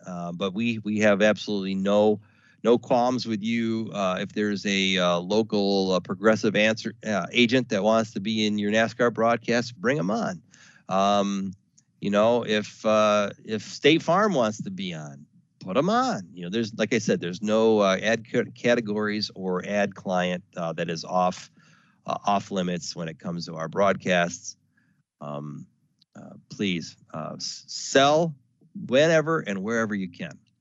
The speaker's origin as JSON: {"language": "English", "region": "the South", "country": "United States", "tie": "born or raised there", "said": "I was born in the South"}